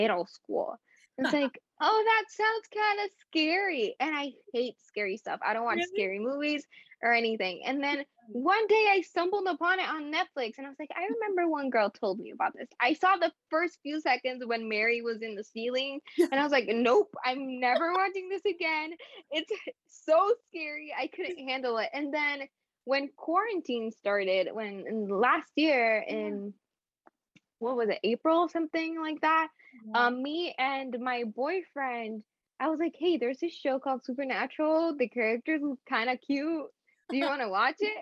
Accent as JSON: {"language": "English", "country": "Puerto Rico", "said": "I'm from Puerto Rico"}